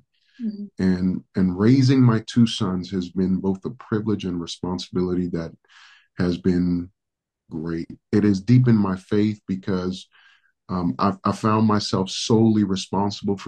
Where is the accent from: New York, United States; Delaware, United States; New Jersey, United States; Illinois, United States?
New York, United States; New York City; first language Spanish; English is a second language; moved away as an adult; also born or lived in Dominican Republic / California / Hawaii / Phoenix, Arizona; now in Moreno Valley, United States; I'm actually originally from the Dominican Republic. So My first language is Spanish. I actually pastor predominantly Spanish church. I was raised in New York City